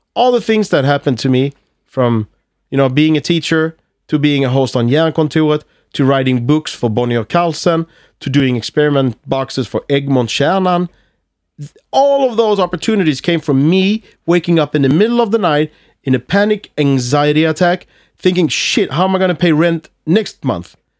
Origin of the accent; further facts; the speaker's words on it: Malmö, Skåne, Sweden; accent: Scanian (skånska); English is a second language; I'm from Malmö, so I have this, I, I, I speak, uh, skånska.